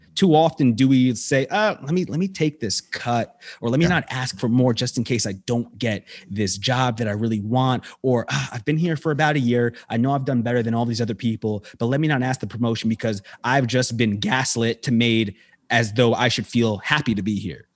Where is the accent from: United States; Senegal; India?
United States